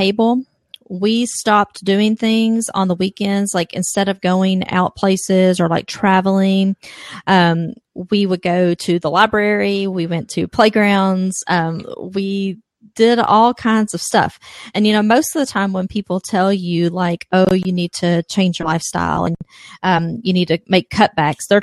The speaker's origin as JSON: {"language": "English", "region": "Kentucky", "country": "United States", "said": "I'm from Kentucky. That's where the accent's from."}